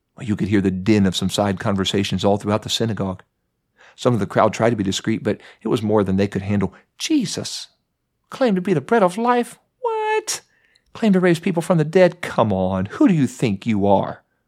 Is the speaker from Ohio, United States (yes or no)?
yes; Mount Vernon, Ohio, United States; I was growing up in Mount Vernon, Ohio